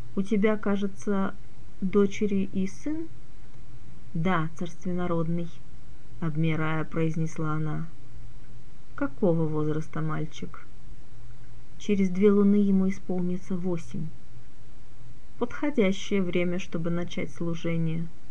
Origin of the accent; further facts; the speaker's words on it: Crimea, Ukraine; moved away; сама родом я из Крыма